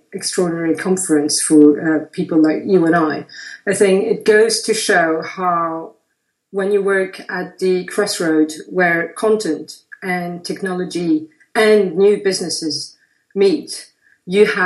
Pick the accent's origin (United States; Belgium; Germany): Belgium; Brussels, Brussels-Capital Region; also born or lived in Paris; now in London, United Kingdom; based between Paris, London, and my hometown, Brussels. I live in London